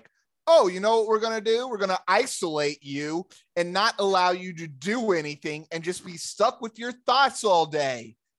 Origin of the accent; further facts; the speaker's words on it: Arkansas, United States; where we grew up in Arkansas